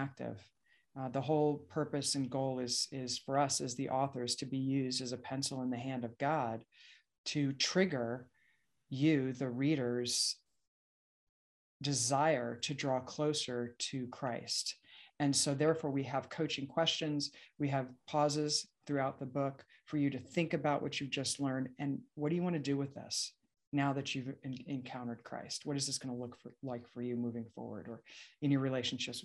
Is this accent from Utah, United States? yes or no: no; Long Island, New York, United States; I grew up in Long Island